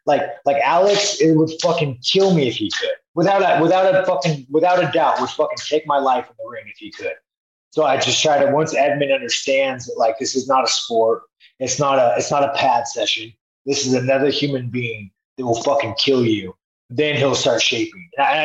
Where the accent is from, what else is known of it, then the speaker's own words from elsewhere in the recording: Brazil; now in United States; I mean, the fuck, I grew up in Brazil, man. Brazil fucking sucks.